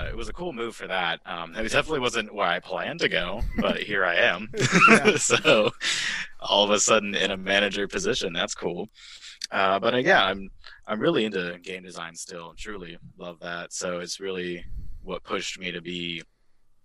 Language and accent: English; Merriam, Kansas, United States; I'm from Merriam, Kansas, sort of a really small town area